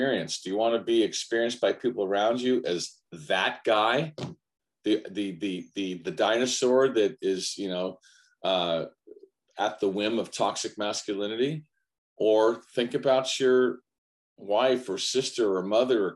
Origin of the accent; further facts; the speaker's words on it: United States; I'm an American, Italian American